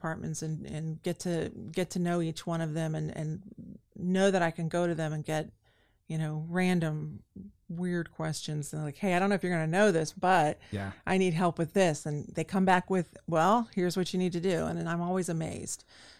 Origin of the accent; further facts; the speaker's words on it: Lakeland, Florida, United States; I enjoy that this is my hometown. I'm from here, grew up here.